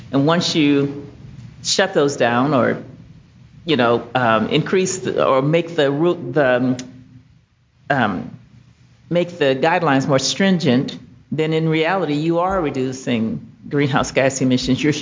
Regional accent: Mobile, Alabama, United States; So I'm from Alabama, and um, I really appreciated your presentation.

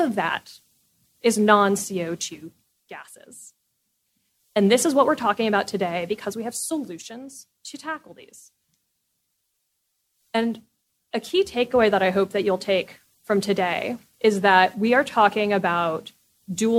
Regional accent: California, United States; I'm from California. When I was growing up, fire season was 1 month.

